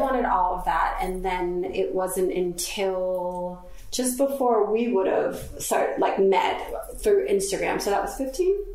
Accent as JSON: {"language": "English", "region": "Florida", "country": "United States", "moved": "as an adult", "lives_now": "London, United Kingdom", "said": "I'm from Florida, and I was living in Florida"}